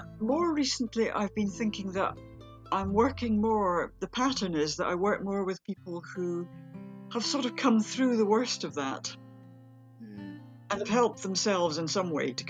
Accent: near Edinburgh, Scotland, United Kingdom; I grew up near Edinburgh. I've always lived around here.

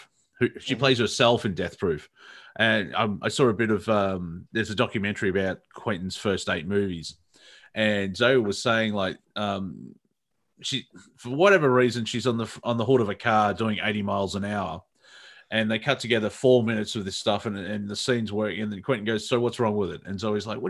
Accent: Australia; accent: Australian; I see an Australian accent on American TV. Like, oh, gee, what the bloody hell's that? And it's my own accent

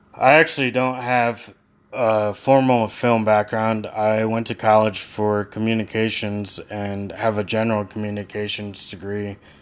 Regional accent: Lancaster County, Pennsylvania, United States; both Tyler and I were raised in Lancaster County.

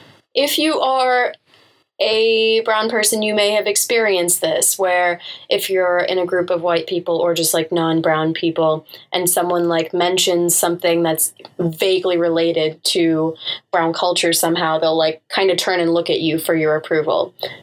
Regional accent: Canada; I wasn't born in America either. So, I mean, I was born in Canada. So whenever Canada comes up and I'm like, oh, I'm Canadian

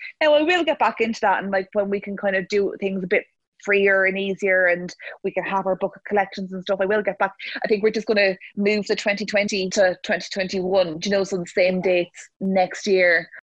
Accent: Cavan, Ulster, Ireland; I'm from Cavan

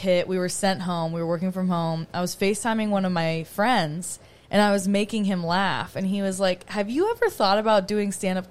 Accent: Colorado, United States; moved away as an adult; also born or lived in Miami, Florida; now in Florida, United States; I was born in Miami. When I was 3, my parents were like, let's get out of here. We're going to go to Colorado. Raised in Colorado

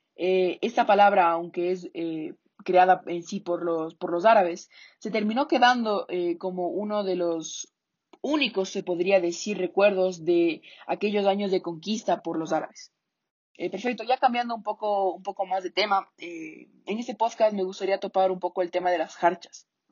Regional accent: Ecuador; nuestro idioma actual que hablamos en Ecuador

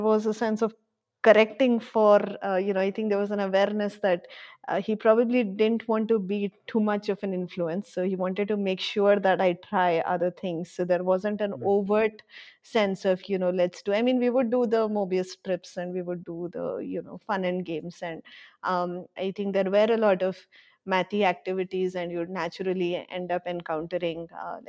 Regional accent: Bangalore, Karnataka, India; also born or lived in Bhubaneswar; now in Gandhinagar, India; I was born in Bhubaneswar, but for the most part, I grew up in Bangalore.

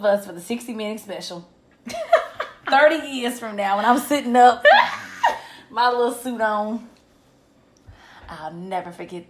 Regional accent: South Carolina, United States; I'm from South Carolina

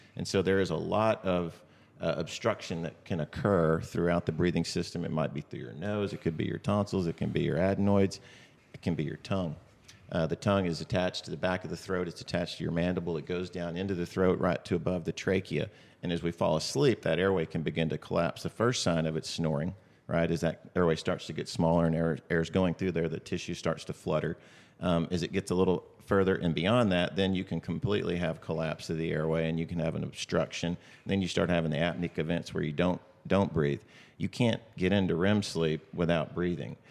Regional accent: Austin, Texas, United States; I was from Austin

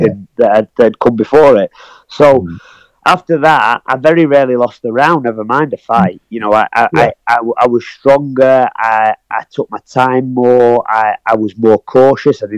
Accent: Blackpool, North West England, United Kingdom; my hometown of Blackpool

